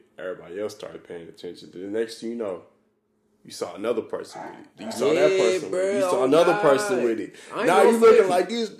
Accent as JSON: {"language": "English", "town": "St. Louis", "region": "Missouri", "country": "United States", "said": "we're from St. Louis. Missouri, you know, we're in the middle of the map."}